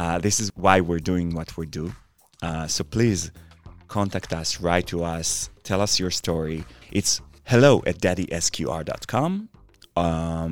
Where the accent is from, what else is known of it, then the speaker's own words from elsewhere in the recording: Israel; English is a second language; now in United States; I'm an immigrant from Israel and I'm not an American.